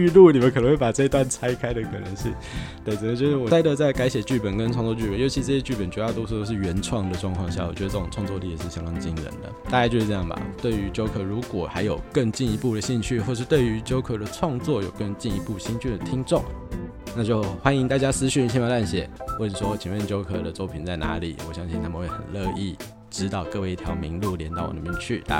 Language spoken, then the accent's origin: Chinese; Taiwan; 我老家在万大，那离台北蛮近的啊。